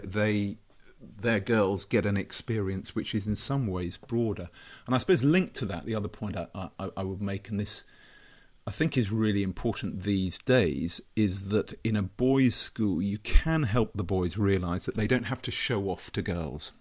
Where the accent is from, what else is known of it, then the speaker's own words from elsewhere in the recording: Brighton, South East England, United Kingdom; born and brought up in Brighton